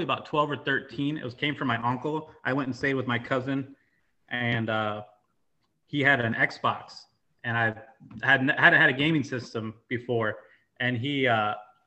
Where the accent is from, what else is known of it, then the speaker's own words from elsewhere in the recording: Muscatine, Iowa, United States; also born or lived in Boulder, Colorado; We're both from Muscatine